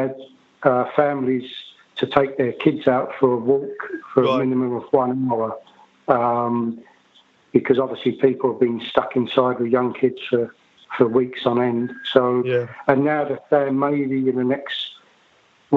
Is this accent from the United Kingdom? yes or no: yes; London, United Kingdom; I'm from Bethnal Green